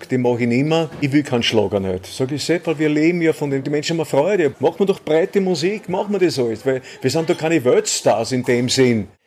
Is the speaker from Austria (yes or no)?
yes; Altheim, Upper Austria, Austria; born there; ich bin ein Erdenbürger, ich bin in Altheim geboren, aber ich bin nur ein, äh, ein Kind von Österreich.